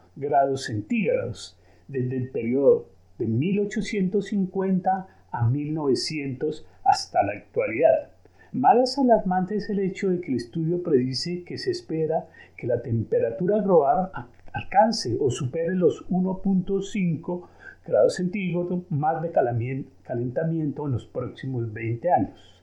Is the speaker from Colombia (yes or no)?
yes; Colombia; also born or lived in Switzerland; now in Geneva, Switzerland; Soy de origen colombiano y nacionalizado suizo.